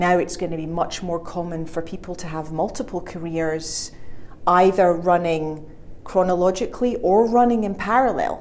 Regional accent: Scotland, United Kingdom; moved away as an adult; also born or lived in Glasgow; now in China; I'm originally from Scotland

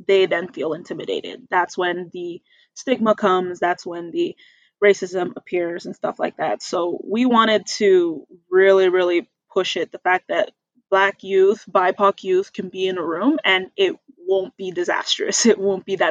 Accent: Red Deer, Alberta, Canada; also born or lived in Calgary; coming back home to Red Deer was a very big shift for me

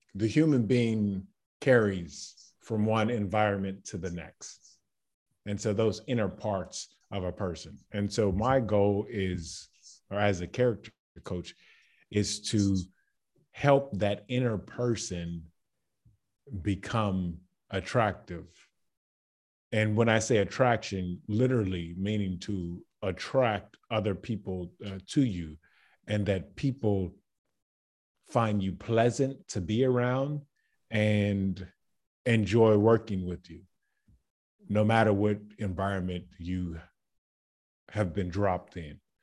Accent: Baton Rouge, Louisiana, United States; moved away as an adult; now in Zagreb, Croatia; I am from Baton Rouge, Louisiana

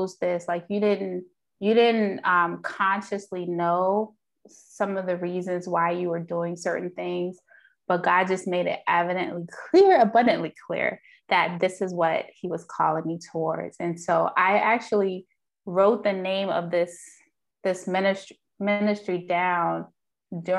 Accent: Jamaica; I'm Jamaican, and so, you know, the Caribbean culture doesn't really embrace therapy

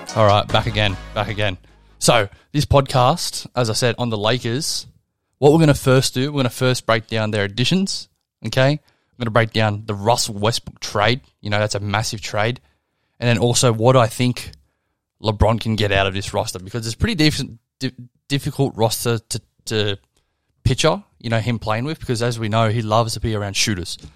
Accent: Australia; I'm Australian

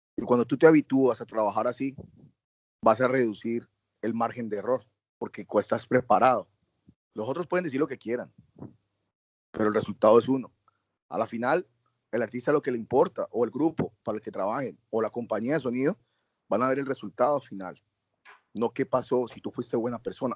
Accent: Colombia; Yo me siento orgulloso de llegar a un país y decir yo soy colombiano

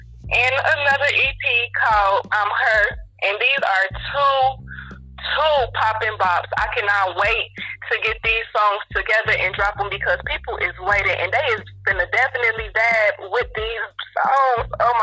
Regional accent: Chicago, Illinois, United States; now in Texas, United States; I'm from Chicago.

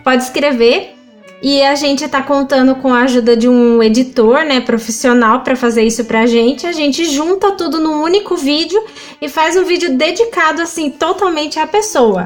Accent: Limeira, São Paulo, Brazil; quando eu era criança, aqui no, em Limeira tem um projeto pela prefeitura que é uma escola livre de música

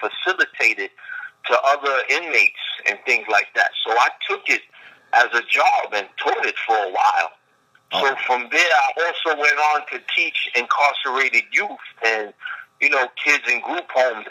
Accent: New York City, New York, United States; growing up in East New York, Brooklyn, and Far Rockaway

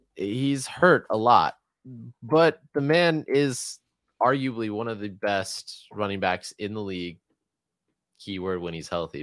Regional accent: Atlanta, Georgia, United States; as a kid growing up in Atlanta, I never ever saw anybody playing street hockey

